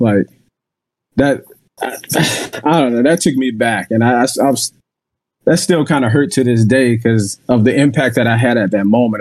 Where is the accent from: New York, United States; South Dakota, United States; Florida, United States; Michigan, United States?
Florida, United States; Jacksonville; moved away; I'm originally from Jacksonville, Florida